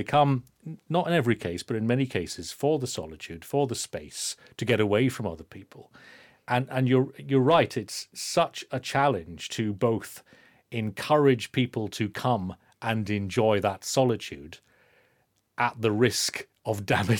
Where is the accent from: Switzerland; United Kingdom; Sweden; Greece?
United Kingdom; Inverness, Scotland; I'm from Inverness